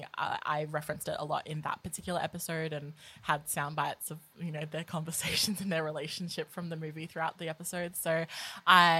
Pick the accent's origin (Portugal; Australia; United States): Australia; Adelaide, South Australia; we're both from Adelaide